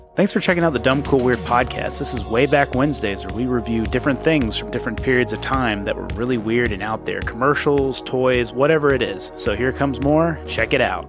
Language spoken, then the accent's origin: English; Georgia, United States; we grew up in Georgia